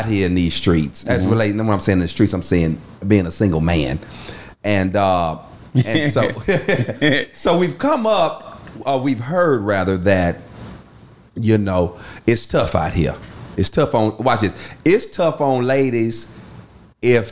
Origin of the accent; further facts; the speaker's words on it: United States; growing up in Fort Ward